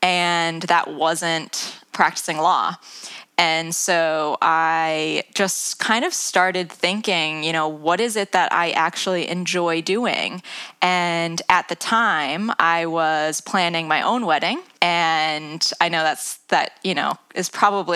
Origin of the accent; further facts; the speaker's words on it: United States; moved away as an adult; also born or lived in London, England; now in England; as you can probably tell from my accent, I'm not from the UK. I'm from the US originally.